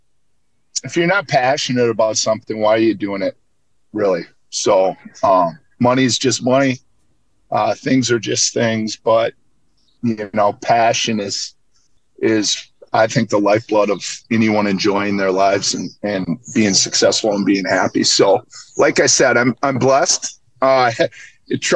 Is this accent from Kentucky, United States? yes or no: no; Minnetonka, Minnesota, United States; born and raised in Minnetonka, played 3 years of high school hockey there at Minnetonka High School.